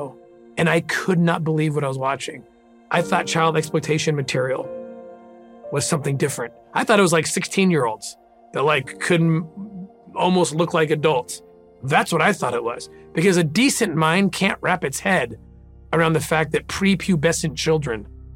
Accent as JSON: {"language": "English", "town": "La Cañada Flintridge", "region": "California", "country": "United States", "tie": "born or raised there", "also_born_or_lived": "Glendale, California", "said": "So I was born in Glendale, California, raised in La Cañada"}